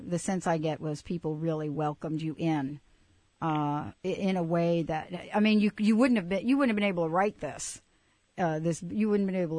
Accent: New York, United States; now in Seattle, United States; I grew up in New York.

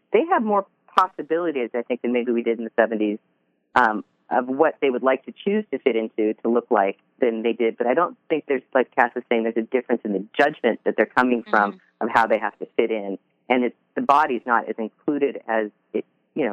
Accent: Seattle, Washington, United States; I grew up in Seattle

